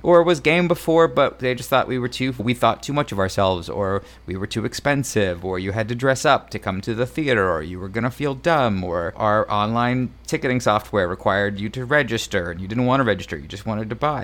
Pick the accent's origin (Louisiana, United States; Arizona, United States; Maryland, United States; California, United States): Arizona, United States; Mesa; I grew up in Mesa, Arizona, just outside of Phoenix